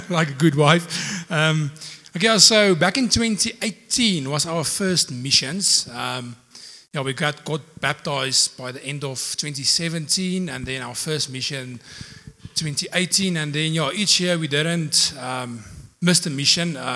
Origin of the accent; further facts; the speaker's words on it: Potchefstroom, North West, South Africa; now in Secunda, South Africa; Um, I'm from Secunda. Actually, I'm, I'm from Potch. Um, yeah, um, I, I started in Secunda back in 2015.